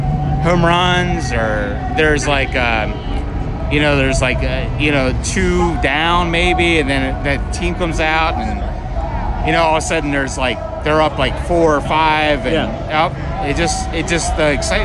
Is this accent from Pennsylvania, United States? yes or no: yes; Waynesboro, Pennsylvania, United States; now in Brooklyn, Ohio, United States; Waynesboro, Pennsylvania, originally.